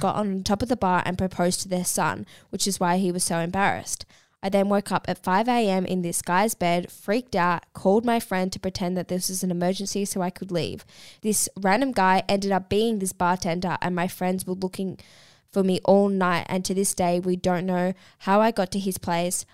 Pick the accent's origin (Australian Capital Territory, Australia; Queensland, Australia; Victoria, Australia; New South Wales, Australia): Victoria, Australia; Melbourne; I'm up here for the weekend. I'm from Melbourne